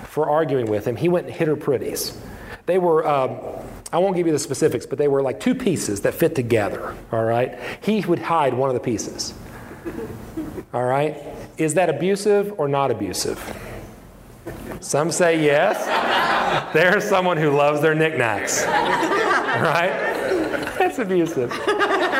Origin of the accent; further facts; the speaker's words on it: West Virginia, United States; moved away; also born or lived in Indiana; I grew up in West Virginia.